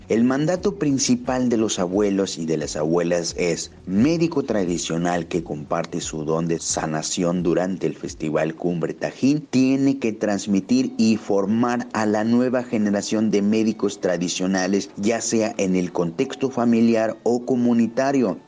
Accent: Veracruz, Mexico; nos convoca como pueblo totonaca, nos convoca como veracruzanos, nos convoca como mexicanos

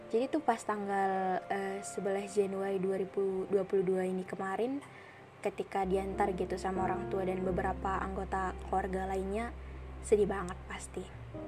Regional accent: North Sumatra, Indonesia; moved away as an adult; now in Bali, Indonesia; Aku dari Sumatera Utara, kuliah di Bali

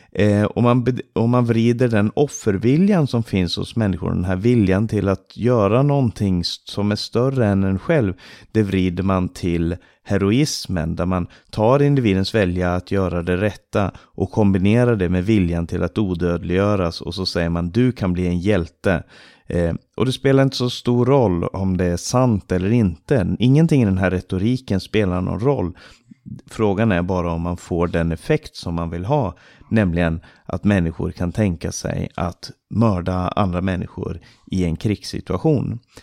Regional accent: Stockholm, Stockholm County, Sweden; now in Romania; Jag växte upp i Maranataförsamlingen i Stockholm

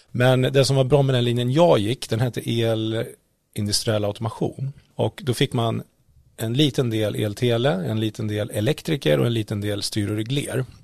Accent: Västerås, Västmanland, Sweden; born there; also born or lived in Oskarshamn; jag är inte född i Karlskoga, jag är faktiskt född i Västerås och så har jag bott lite i Oskarshamn

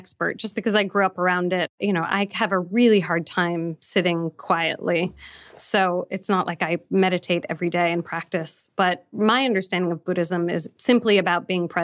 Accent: San Francisco, California, United States; moved away; also born or lived in New York; I grew up in San Francisco

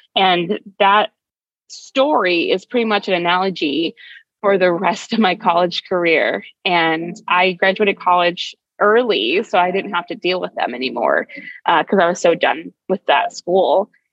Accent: Arizona, United States; I'm back in my home state of Arizona

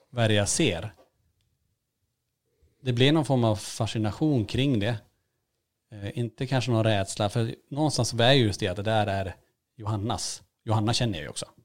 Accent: Norrland, Sweden; Och, eh, inte bara att vi är från Norrland och, och sega ibland kanske, utan att man även har ett lugn.

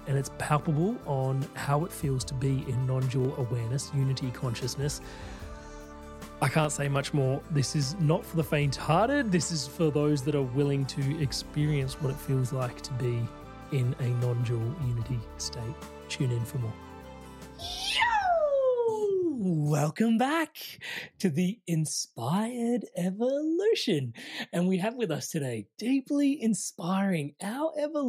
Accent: India; I'm Indian

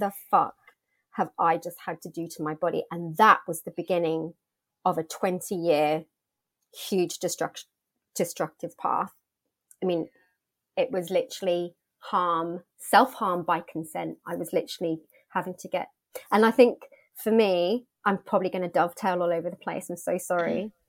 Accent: United Kingdom; born or raised there; moved away as an adult; also born or lived in Australia

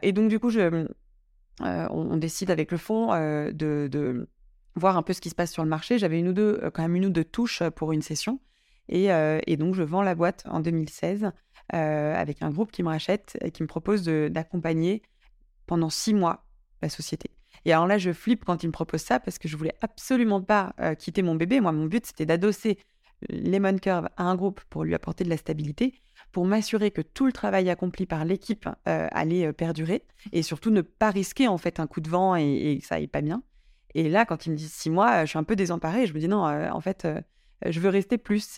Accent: Drôme, Auvergne-Rhône-Alpes, France; moved away as an adult; also born or lived in Paris; now in Lyon, France; j'ai, passé 10 ans à Paris, mais j'ai grandi dans la Drôme.

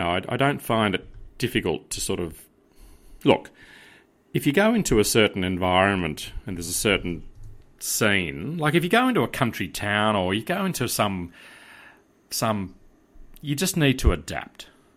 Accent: Australia; accent: Australian; Yeah, the Australian-ness, yeah.

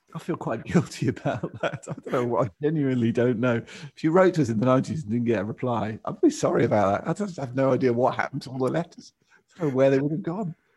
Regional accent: England, United Kingdom; to have me born in France rather than in England

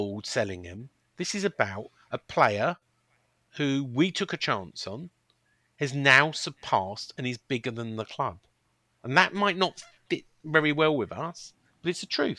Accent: Chessington, London, United Kingdom; I was born in Chessington, which is close to Kingston

